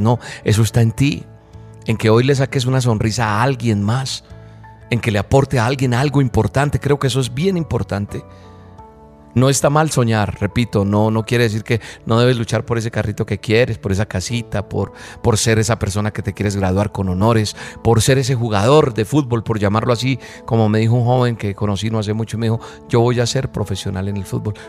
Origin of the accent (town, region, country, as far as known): Colombia